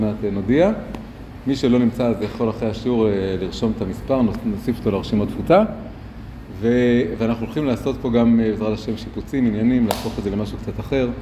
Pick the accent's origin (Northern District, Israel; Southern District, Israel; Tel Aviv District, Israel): Tel Aviv District, Israel; Tel Aviv; moved away as an adult; also born or lived in Jerusalem; גדלתי פה ממש, אה, מרחק קרוב מאוד, ליד כיכר התרים, ברחוב הירקון, ואחרי זה ב- עוד מקומות באזור